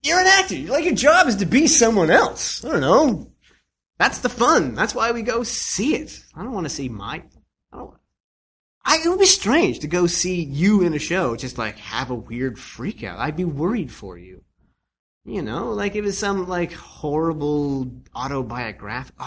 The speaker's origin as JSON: {"language": "English", "region": "Nova Scotia", "country": "Canada", "said": "I'm from Nova Scotia"}